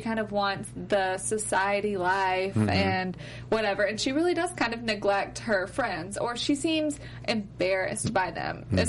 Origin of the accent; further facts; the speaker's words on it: Mobile, Alabama, United States; so I'm from Mobile, Alabama. We have a junior league.